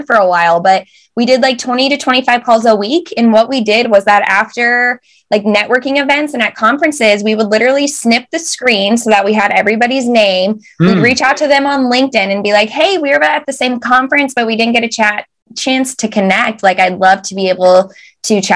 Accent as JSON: {"language": "English", "country": "United States", "moved": "as an adult", "lives_now": "United Kingdom", "said": "So we are very American"}